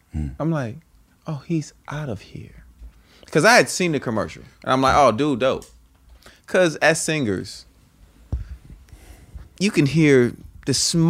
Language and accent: English; the Bay Area, California, United States; I'm from the Bay.